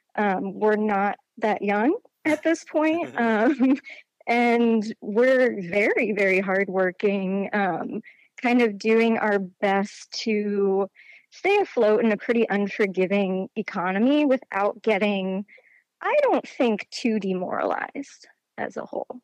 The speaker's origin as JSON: {"language": "English", "town": "Charlottesville", "region": "Virginia", "country": "United States", "tie": "born or raised there", "said": "I grew up in Charlottesville, Virginia"}